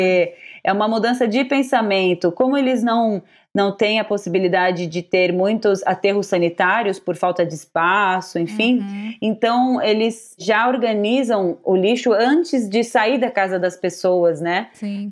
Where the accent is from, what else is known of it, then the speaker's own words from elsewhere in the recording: São Paulo, Brazil; moved away as an adult; now in Tokyo, Japan; eu nasci e cresci no bairro do Ipiranga, em São Paulo